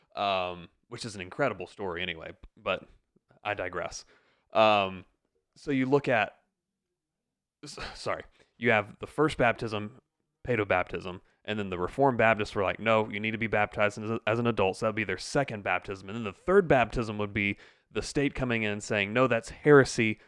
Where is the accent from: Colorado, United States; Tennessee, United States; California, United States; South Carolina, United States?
South Carolina, United States; upstate; I am an upstate South Carolina native. I was actually born here